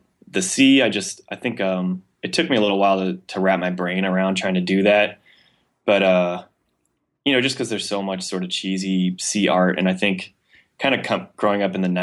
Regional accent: San Jose, California, United States; also born or lived in Miami; now in San Francisco, United States; I grew up in San Jose in the South Bay.

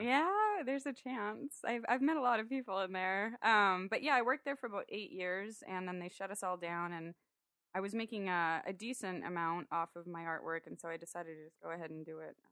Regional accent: San Diego, California, United States; also born or lived in Orange County; I was born and raised in San Diego, grew up in O B

